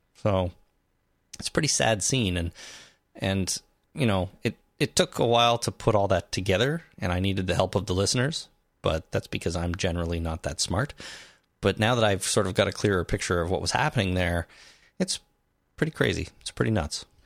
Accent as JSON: {"language": "English", "country": "Canada", "said": "we are Canadian"}